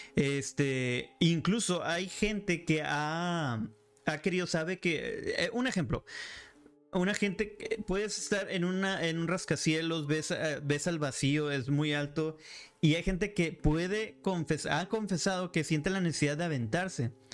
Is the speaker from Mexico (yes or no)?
yes; Monterrey, Nuevo León, Mexico; Yo soy de Monterrey, Nuevo León.